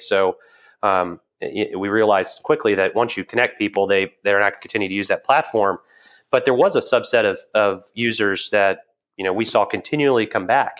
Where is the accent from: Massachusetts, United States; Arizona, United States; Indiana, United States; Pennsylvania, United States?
Indiana, United States; Evansville; I'm from Southern Indiana, a small town called Evansville